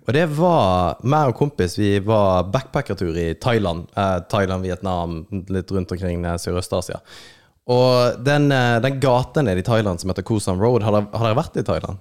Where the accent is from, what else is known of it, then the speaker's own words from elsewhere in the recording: Kristiansand, Agder, Norway; moved away; also born or lived in Oslo; Jeg kommer fra Kristiansand.